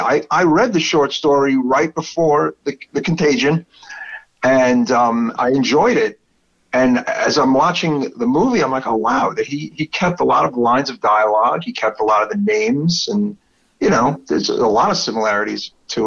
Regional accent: New York City, New York, United States; accent: Brooklyn; my terrible Brooklyn accent

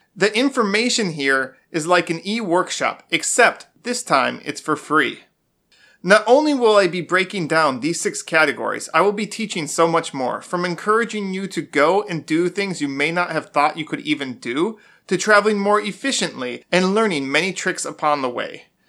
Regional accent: Wisconsin, United States; moved away; also born or lived in Florida; I'm from Wisconsin, I've also lived in Florida

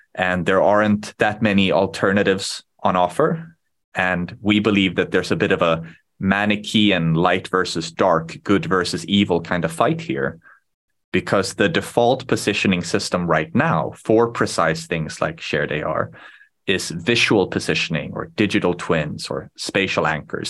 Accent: Sweden; first language Swedish; English is a second language; I was born in Sweden when I was very young

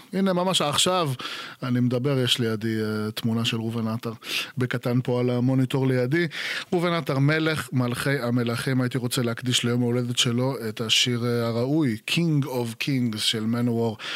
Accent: Israel; moved away; הייתי ישראלי, הייתי ישראלי לא בישראל

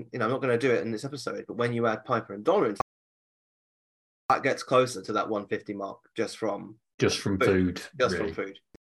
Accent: United Kingdom; we're British

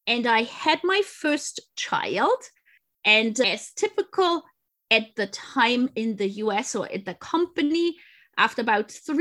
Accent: close to Munich, Bavaria, Germany; English is a second language; moved away as an adult; also born or lived in England; I grew up, as you mentioned, close to Munich.

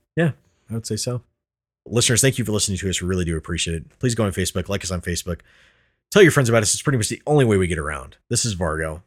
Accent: Colorado, United States; we are from Colorado

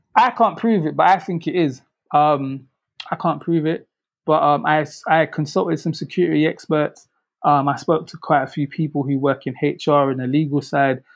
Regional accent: London, United Kingdom; where I grew up in South London

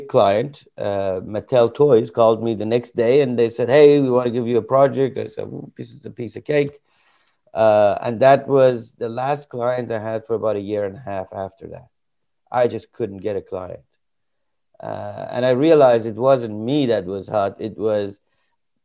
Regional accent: Iran; moved away as an adult; now in United States; I came from Iran. And this was about 2-3 years before the revolution that happened there. And I came to study.

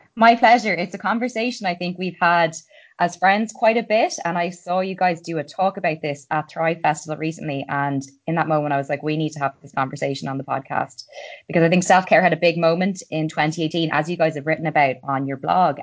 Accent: Ireland; I'm an Irish girl

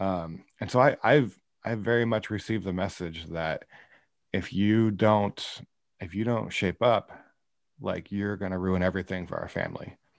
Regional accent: Iowa, United States; moved away as an adult; also born or lived in Kansas City; now in Northern California, United States; I grew up in Iowa. Um, I was there till I graduated high school

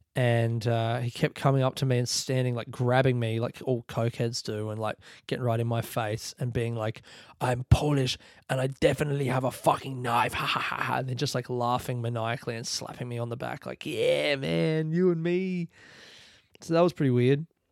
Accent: Australia; I'm from Australia

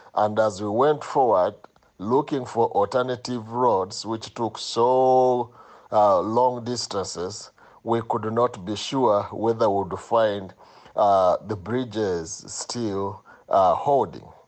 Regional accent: Jinja, Eastern Region, Uganda; I'm from Jinja, Uganda.

